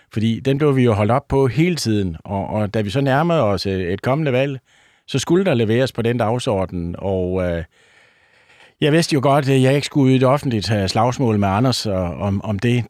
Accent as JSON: {"language": "Danish", "area": "North Funen", "region": "Southern Denmark", "country": "Denmark", "said": "jeg er gammel bunddreng fra Nordfyn"}